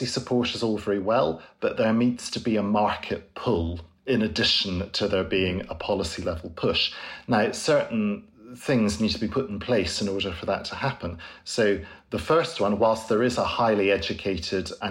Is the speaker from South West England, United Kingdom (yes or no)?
no; Scotland, United Kingdom; I grew up in Scotland